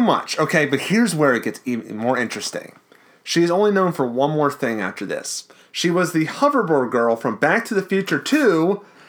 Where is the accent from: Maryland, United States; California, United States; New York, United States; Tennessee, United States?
Maryland, United States; Baltimore; we're from Baltimore too